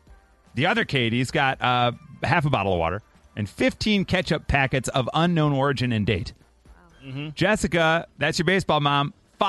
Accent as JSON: {"language": "English", "town": "Mount Prospect", "region": "Illinois", "country": "United States", "tie": "born or raised there", "said": "Hey, my hometown, okay. Andrew. That's where I'm from."}